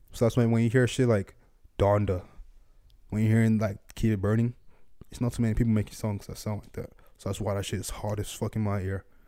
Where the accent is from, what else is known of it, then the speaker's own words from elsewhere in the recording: Nigeria; moved away; I grew up in Nigeria